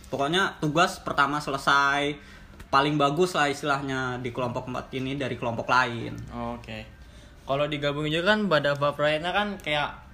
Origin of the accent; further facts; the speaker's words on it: Lampung, Indonesia; also born or lived in Yogyakarta; aku sih murni apa lahir dari Jogja, cuman dari SD karena bapak pindah tugas jadi ke Lampung.